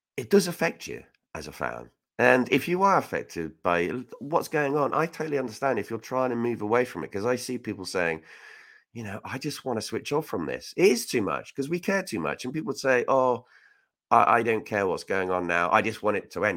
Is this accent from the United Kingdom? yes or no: yes; Reading, South East England, United Kingdom; I'm from Reading. I'm proud to be from there.